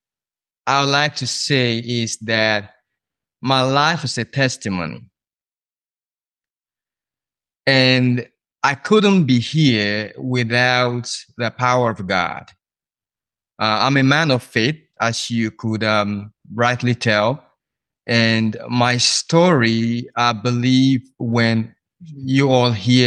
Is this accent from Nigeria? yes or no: yes; Nigeria; moved away as an adult; now in United States; I'm originally from Nigeria